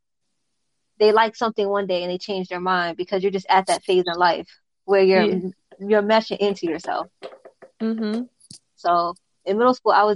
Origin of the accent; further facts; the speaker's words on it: Baltimore, Maryland, United States; I was born in Baltimore, Maryland.